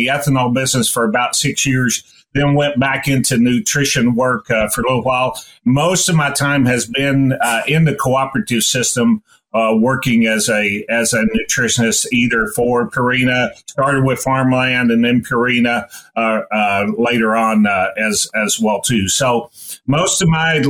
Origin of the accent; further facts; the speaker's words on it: East Tennessee, United States; moved away as an adult; also born or lived in Nebraska; I grew up in East Tennessee